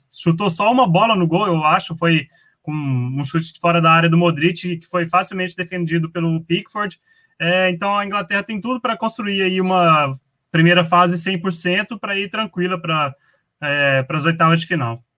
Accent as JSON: {"language": "Portuguese", "country": "Brazil", "said": "Nós como brasileiros"}